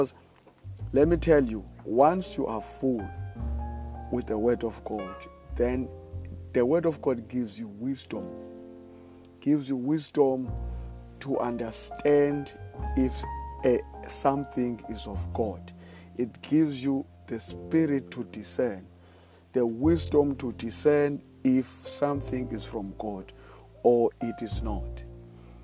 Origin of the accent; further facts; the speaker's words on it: South Africa; I live in South Africa. I'm from South Africa